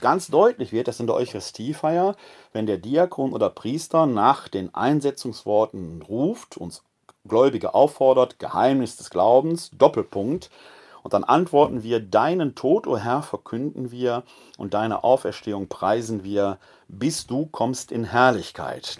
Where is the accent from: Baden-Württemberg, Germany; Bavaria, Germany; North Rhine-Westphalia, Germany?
North Rhine-Westphalia, Germany; Essen; now in Wuppertal, Germany; Ich komme ja selbst gebürtig aus Essen, ist mein Heimatbistum